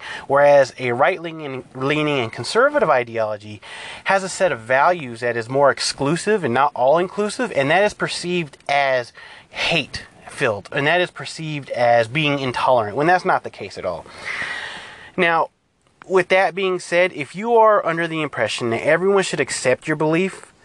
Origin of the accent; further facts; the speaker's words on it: California, United States; I'm from California, I'm Hispanic.